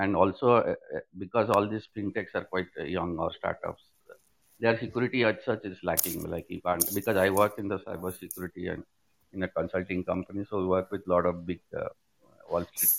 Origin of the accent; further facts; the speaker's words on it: Bangalore, Karnataka, India; I'm from Bangalore